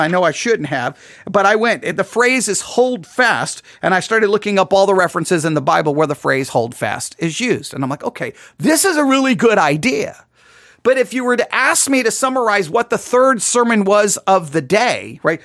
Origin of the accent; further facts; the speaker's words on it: West Texas, United States; accent: West Texas; My West, my West Texas accent, I think, is coming through there.